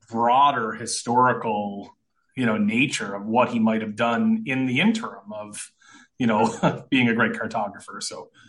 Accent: Corner Brook, Newfoundland and Labrador, Canada; I'm from Corner Brook, Newfoundland, on the west coast of Newfoundland

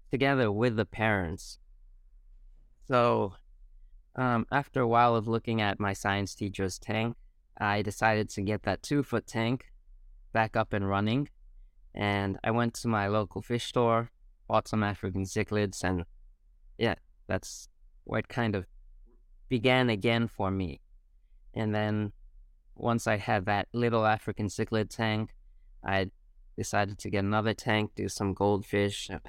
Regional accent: Singapore; Uh, but my mom works in Singapore, so as a child, I grew up in Singapore from when I was, I think, two, two to 20. Uh, I was in Singapore.

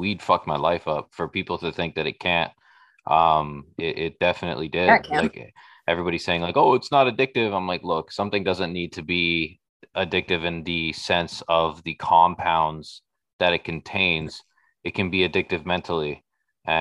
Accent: Toronto, Ontario, Canada; I grew up on Jane and Weston

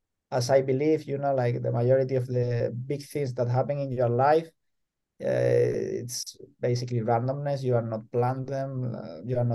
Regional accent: El Puerto de Santa María, Andalusia, Spain; moved away as an adult; also born or lived in Madrid, Spain; now in Jyväskylä, Finland; my hometown, El Puerto de Santa María

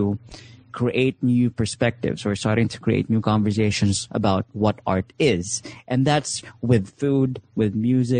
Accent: Philippines; I'm Filipino. I identify as Filipino

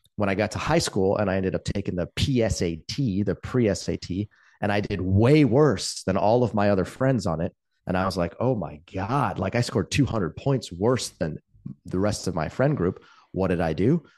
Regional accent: Palo Alto, California, United States; I grew up in Palo Alto in the nineteen eighties

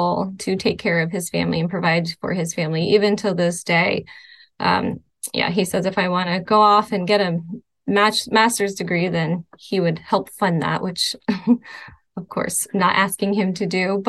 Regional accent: Spring Hill, Florida, United States; moved away as an adult; also born or lived in New York / Clarkson, Michigan; now in Clarkston, United States; I grew up in Florida

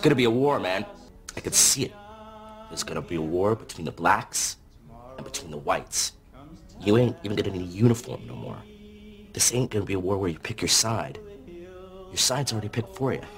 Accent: United States

